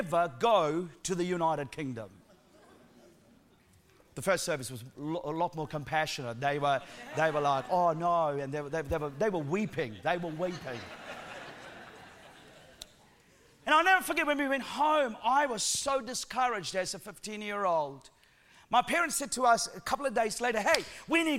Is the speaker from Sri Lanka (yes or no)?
yes; Sri Lanka; accent: Sri Lankan accent mixed with New Zealand; moved away as an adult; now in New Zealand; I'm originally from Sri Lanka, lived there for the first 17 years of my life.